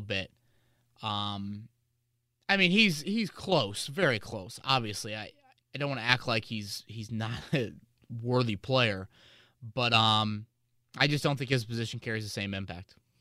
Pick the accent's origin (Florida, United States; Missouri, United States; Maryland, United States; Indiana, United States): Indiana, United States; Carmel; I grew up in Carmel, went to Carmel Public School